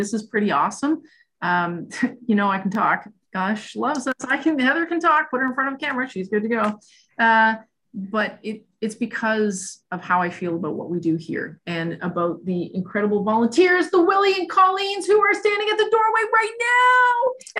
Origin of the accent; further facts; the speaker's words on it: Scotland, United Kingdom; I often say I could get hit by a bus tomorrow because I'm Scottish.